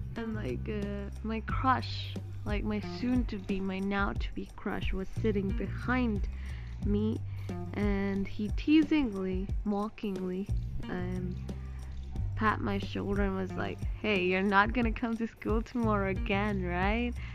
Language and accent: English; Gujarat, India; accent: Gujarati; Yes, I live in Gujarat. Yes, I'm Gujarati and I'm Indian.